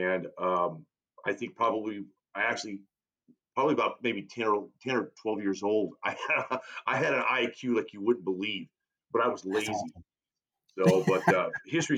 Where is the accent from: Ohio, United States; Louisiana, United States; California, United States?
California, United States; San Diego; I was born and raised in California. I was born in San Diego